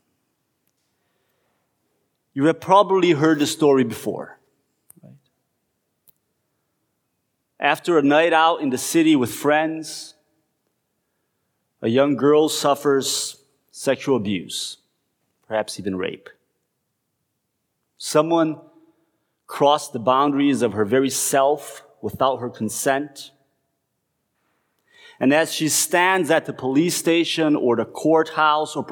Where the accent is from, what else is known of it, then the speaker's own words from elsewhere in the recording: Curitiba, Paraná, Brazil; moved away as an adult; going to Curitiba, right, to the city where I grew up